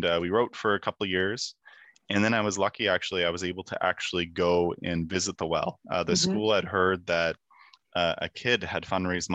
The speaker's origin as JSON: {"language": "English", "town": "Kemptville", "region": "Ontario", "country": "Canada", "tie": "born or raised there", "said": "my school in my hometown of Kempville, Ontario"}